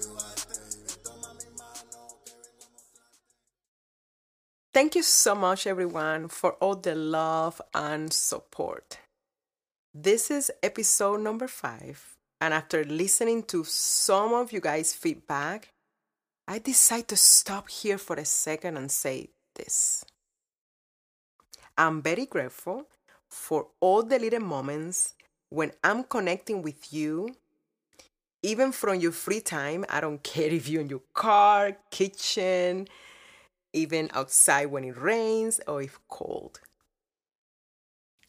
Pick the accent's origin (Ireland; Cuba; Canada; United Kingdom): Cuba; born or raised there; now in United States